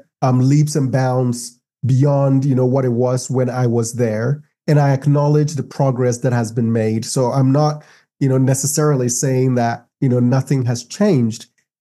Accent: Brazil; now in United States; sometimes after being in the US for a long time, I start romanticizing my home country a little bit, where I'm like, maybe it wasn't so bad.

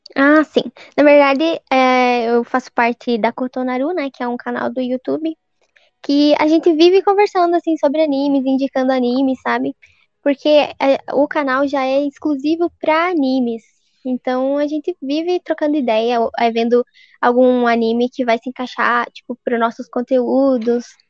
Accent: south of Paraná, Brazil; como eu sou do sul do Paraná, talvez você estranhe o meu sotaque, porque é mais puxado

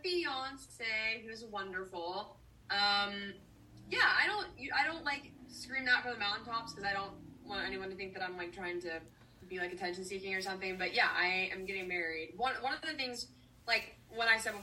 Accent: United States; I love being American

